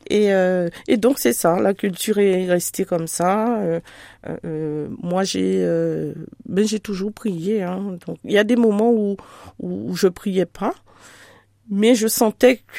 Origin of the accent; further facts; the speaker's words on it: Antilles, France; chez nous aux Antilles, nous sommes chrétiens de naissance.